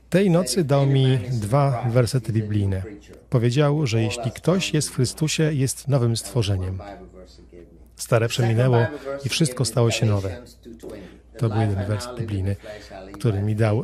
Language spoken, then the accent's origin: Polish; Sierra Leone; moved away as an adult; also born or lived in Liberia; now in Florida, United States; Pochodzę z Afryki Zachodniej, Sierra Leone. Tam się urodziłem i dorastałem.